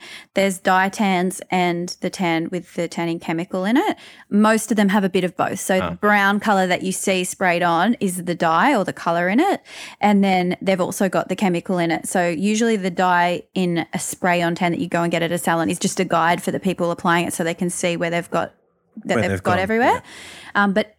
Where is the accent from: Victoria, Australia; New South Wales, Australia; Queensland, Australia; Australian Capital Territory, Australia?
New South Wales, Australia; Newcastle; moved away; I am from Newcastle originally.